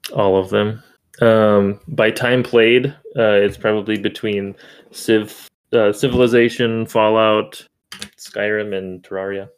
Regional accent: Minnesota, United States; I was born in December, so and in Minnesota, so I generally like the snow and stuff.

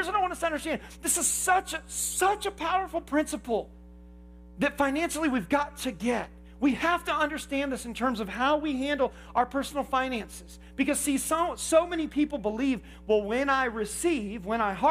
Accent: Indiana, United States; I grew up in Indiana

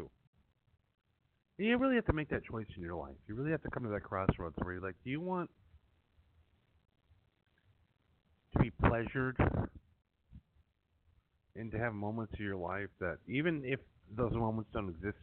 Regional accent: Madison, Wisconsin, United States; moved away as an adult; also born or lived in New York; I grew up in Wisconsin

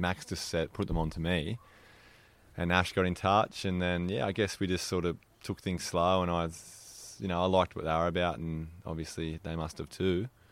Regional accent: Mollymook, New South Wales, Australia; I grew up in Mollymook, which is, yeah, where we're sitting

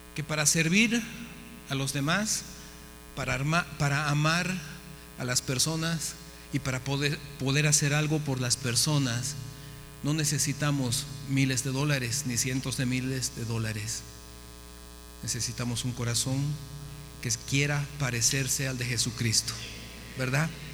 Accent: Bolivia; moved away as an adult; also born or lived in United States / Mexico; Yo soy de Bolivia

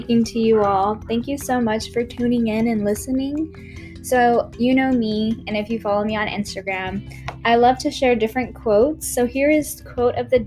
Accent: Houston, Texas, United States; moved away as an adult; now in Austin, United States; I grew up in Northwest Houston. I moved to Austin about 5 years ago when I began my undergrad career

